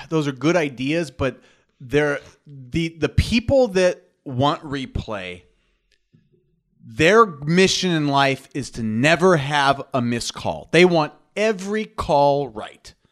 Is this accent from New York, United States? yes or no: yes; New York, United States; I'm from New York. I got some New York, and I like boxing too.